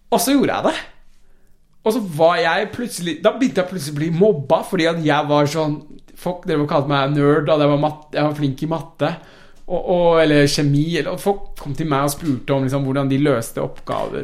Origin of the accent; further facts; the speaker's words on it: Oslo, Norway; first language Persian; Norwegian is a second language; also born or lived in Iran / Tromsø; Vi flytta jo tilbake til Oslo, da. Eh, eller vi får ta tilbake til Oslo. Så jeg, vi flytta fra Tromsø til Oslo. Ja. Etter å ha bodd der i eh, seks-syv år eller noe.